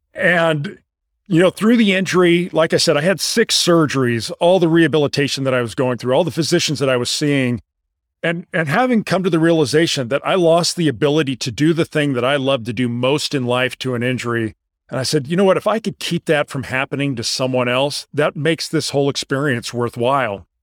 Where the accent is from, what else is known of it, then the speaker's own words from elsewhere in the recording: La Jolla, California, United States; moved away as an adult; also born or lived in Houston, Texas; I grew up in La Jolla, California.